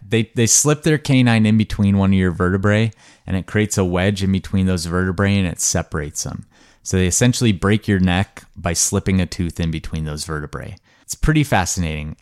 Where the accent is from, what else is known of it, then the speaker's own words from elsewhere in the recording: Montana, United States; growing up in Montana, which was a really idyllic place to grow up.